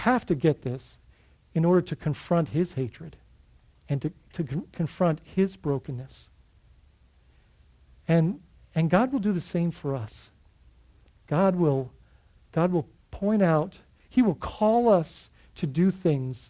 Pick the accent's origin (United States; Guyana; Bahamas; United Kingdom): Bahamas; growing up in the Bahamas, we would dive on the northeast side of Grand Bahama